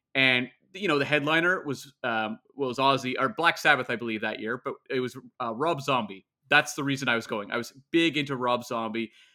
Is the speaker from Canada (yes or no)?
yes; Canada; I'm Canadian